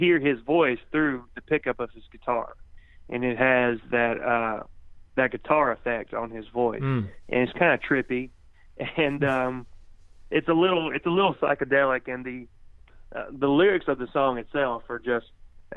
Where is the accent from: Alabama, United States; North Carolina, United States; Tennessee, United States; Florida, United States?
Tennessee, United States; Cornersville; my hometown, Cornersville, Tennessee.